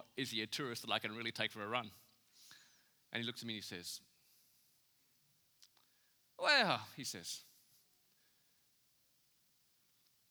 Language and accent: English; Australia; I'm from Australia